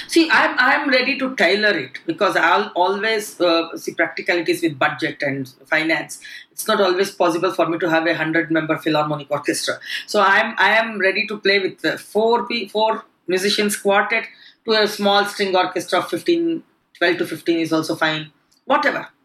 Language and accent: English; Bangalore, Karnataka, India; moved away as an adult; now in United Kingdom; I come from Karnataka, Bangalore